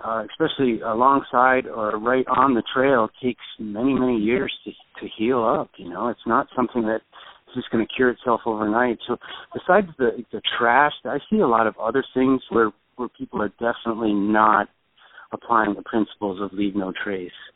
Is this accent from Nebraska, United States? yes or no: no; New Hampshire, United States; I was born and raised in New Hampshire